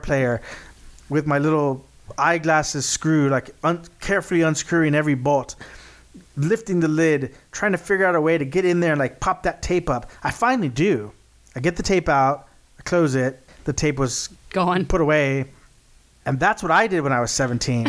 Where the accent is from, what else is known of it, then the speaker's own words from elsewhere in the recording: Texas, United States; we're from Texas